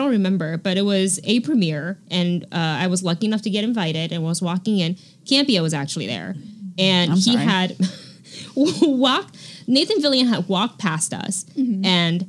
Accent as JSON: {"language": "English", "town": "Miami", "region": "Florida", "country": "United States", "tie": "born or raised there", "said": "and I grew up in Miami too"}